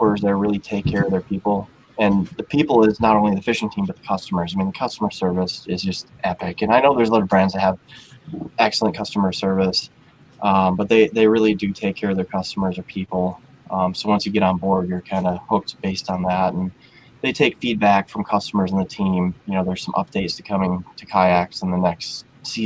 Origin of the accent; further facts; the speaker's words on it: near Madison, Southwest Wisconsin, United States; moved away as an adult; now in Spring Valley, United States; I grew up down in Southwest Wisconsin, down by Madison, kind of the Driftless area.